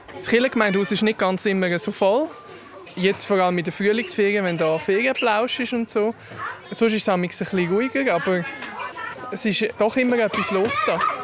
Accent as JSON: {"language": "German", "town": "Gipf-Oberfrick", "region": "Aargau", "country": "Switzerland", "tie": "born or raised there", "said": "Ich bin hier aufgewachsen in Gipfobenfrick, gerade nebenan"}